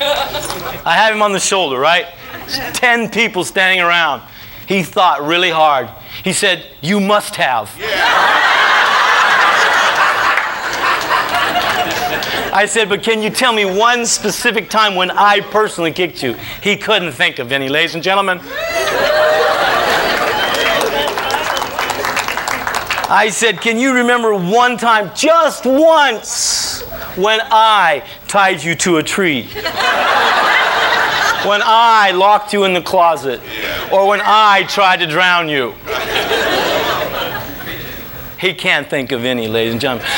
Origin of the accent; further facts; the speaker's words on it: Venice, California, United States; also born or lived in Santa Monica, California; I was born in Santa Monica, St. John's Hospital. We lived in Santa Monica for a few years until we moved to Venice when I was 4